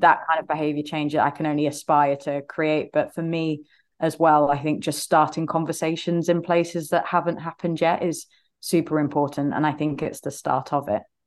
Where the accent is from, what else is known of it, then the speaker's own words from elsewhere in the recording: Leicester, East Midlands, United Kingdom; I'm from Leicester in the U K here